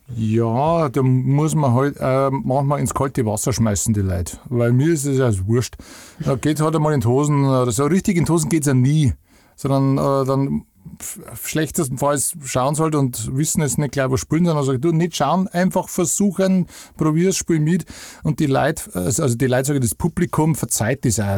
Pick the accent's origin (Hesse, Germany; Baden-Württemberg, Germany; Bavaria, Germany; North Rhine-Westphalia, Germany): Bavaria, Germany; Upper Bavaria and Franconia, Lower; Also wir haben halt so am, am, am Eckpunkt zwischen Oberpfalz, Niederbayern und Oberbayern und Franken. Das ist halt alles nicht weit weg von, von da, wo ich her bin